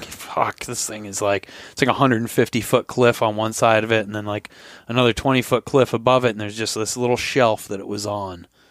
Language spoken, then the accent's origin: English; Vermont, United States; moved away; I'm from Vermont